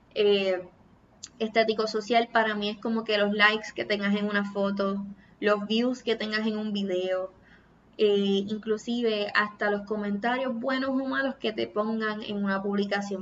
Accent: Puerto Rico; Soy boricua

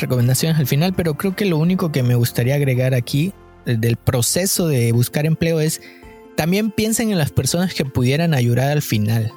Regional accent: Mexico; moved away; yo soy mexicano

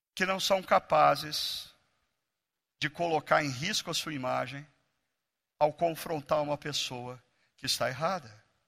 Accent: Brazil; nós brasileiros

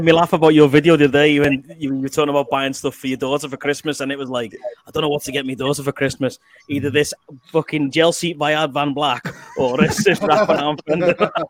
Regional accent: Liverpool, North West England, United Kingdom; accent: Scouse; moved away as an adult; now in Canada; Being a Scouser, I grew up around there, man.

